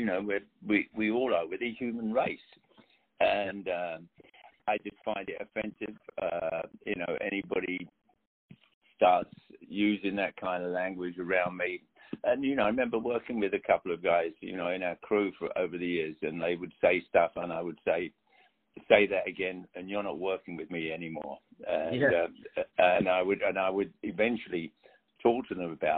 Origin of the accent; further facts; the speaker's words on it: London, United Kingdom; moved away; I had black friends growing up in London